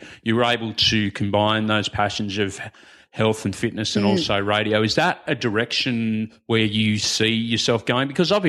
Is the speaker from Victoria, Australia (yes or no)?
no; New South Wales, Australia; You're on the Northern Beaches. I'm from the Shire.